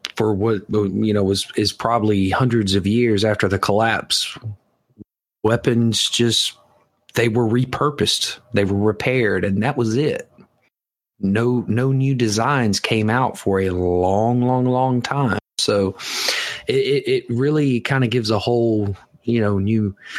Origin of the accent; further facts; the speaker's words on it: the South, United States; I'm from the South. We don't enunciate